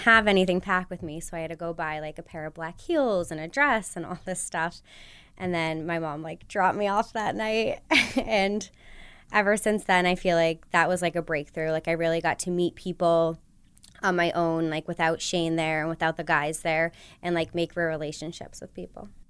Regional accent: Connecticut, United States; moved away; growing up in Connecticut

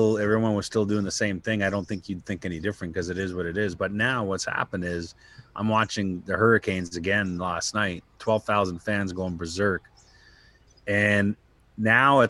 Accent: Canada; As a Canadian guy

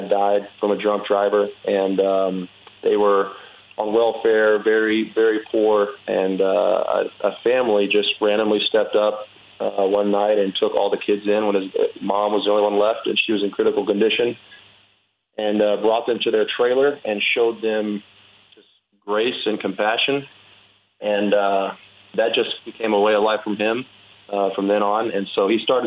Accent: Winnie, Texas, United States; moved away as an adult; now in Pittsburgh, United States; my parents, who was one of the, luckily, the only ones that didn't get flooded there in Winnie, in my hometown

